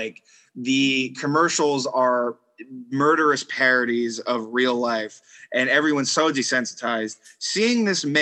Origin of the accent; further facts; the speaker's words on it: New York, United States; growing up in New York